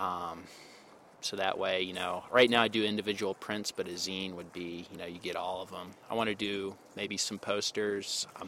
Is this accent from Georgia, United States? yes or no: yes; Albany, Georgia, United States; from Albany, Georgia